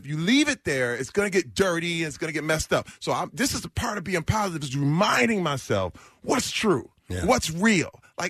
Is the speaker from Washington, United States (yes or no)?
no; Flint, Michigan, United States; growing up in Flint, Michigan